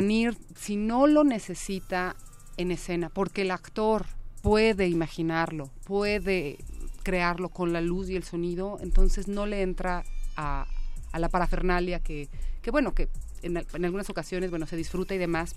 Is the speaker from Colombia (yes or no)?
no; Mexico; yo siendo mexicana, clase media